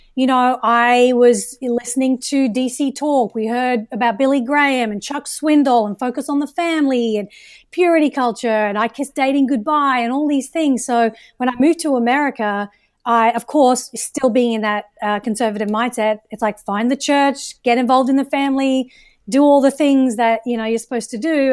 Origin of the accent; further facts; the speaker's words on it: Australia; moved away as an adult; also born or lived in United Kingdom; now in United States; I was born in the U K, raised in Australia, where I would consider myself Australian for conversation's sake